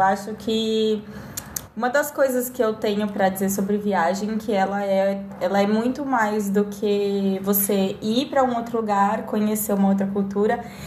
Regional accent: Brazil; Eu sou brasileira

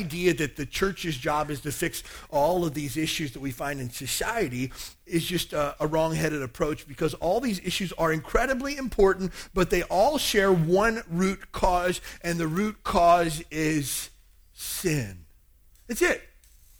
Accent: Kentucky, United States; I grew up in Kentucky, a very small town in the South. About 4,000 people in my hometown.

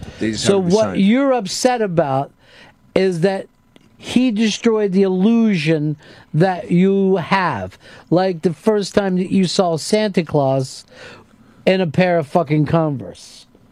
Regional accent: England, United Kingdom; Well, we're English people, so we speak English, so we can say it our own way.

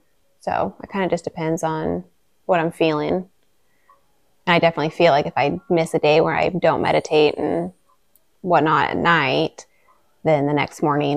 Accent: Juneau, Alaska, United States; growing up in Juneau

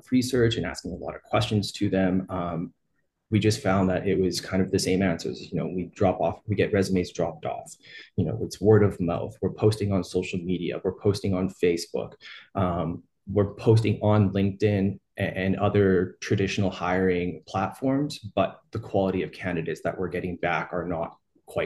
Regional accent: Edmonton, Alberta, Canada; I'm from Edmonton, Alberta, Canada.

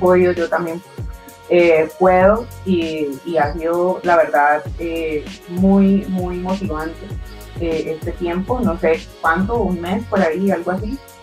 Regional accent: Colombia; soy eh, colombiana, estoy en Cali, Colombia

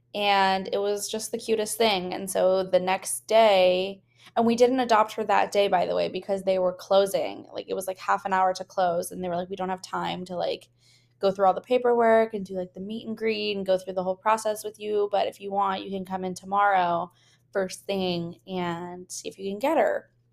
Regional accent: the Bay Area, California, United States; now in San Francisco, United States; I am from the Bay

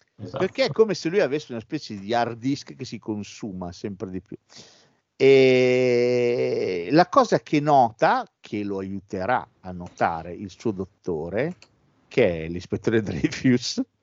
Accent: Bologna, Emilia-Romagna, Italy; siamo pure di Bologna

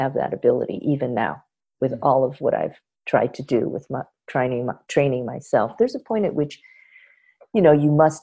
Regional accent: Los Angeles, California, United States; having been born and raised in Los Angeles

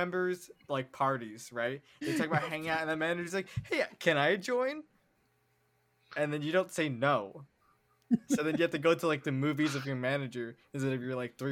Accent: United States; We're American

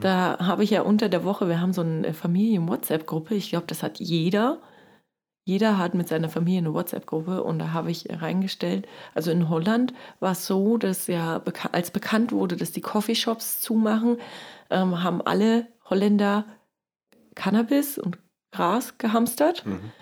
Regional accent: East Germany, Germany; ich komme ja aus dem Osten

